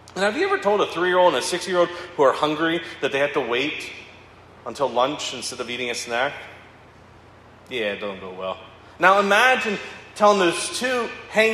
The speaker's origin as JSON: {"language": "English", "town": "Owings Mills", "region": "Maryland", "country": "United States", "tie": "born or raised there", "said": "I grew up in Baltimore County, Owings-Mills, Maryland."}